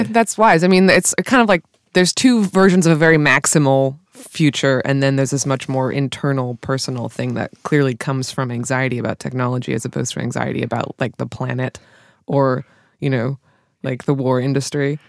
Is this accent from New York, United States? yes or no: no; California, United States; being a Californian.